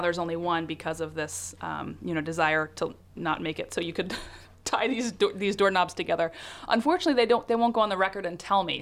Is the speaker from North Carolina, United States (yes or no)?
yes; North Carolina, United States; moved away as an adult; now in San Francisco Bay Area, United States; I grew up in North Carolina